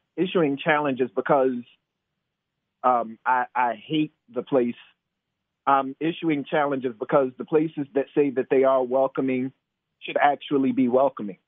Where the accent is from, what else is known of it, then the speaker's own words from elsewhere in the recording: Decatur, United States; now in Charlottesville, United States; growing up in Decatur